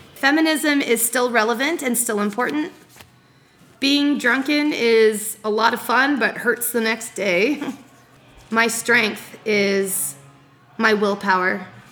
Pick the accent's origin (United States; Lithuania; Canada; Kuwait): Canada; Ajax, Ontario; My hometown is Ajax, Ontario